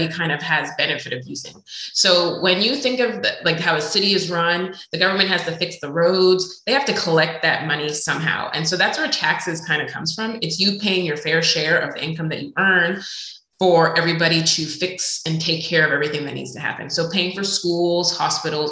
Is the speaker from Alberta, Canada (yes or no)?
no; Montreal, Quebec, Canada; moved away; I'm originally from Montreal, Canada